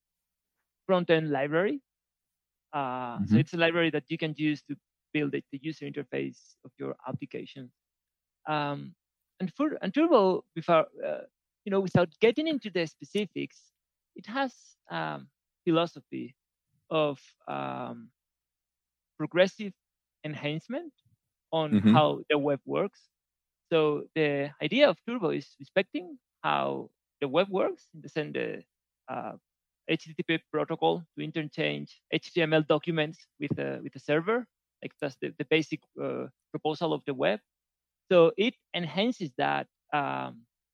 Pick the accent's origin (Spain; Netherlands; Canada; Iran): Spain; also born or lived in Valencia; a Spanish programmer who lives in Valencia, in Spain.